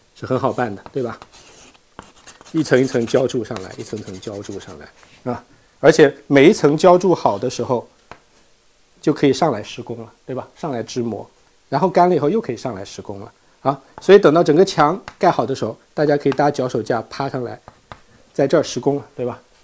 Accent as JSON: {"language": "Chinese", "country": "China", "said": "我们中国人"}